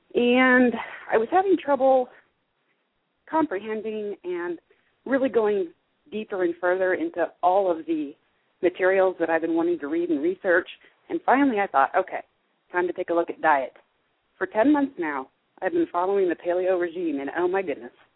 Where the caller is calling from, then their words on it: Indiana, United States; calling from Indiana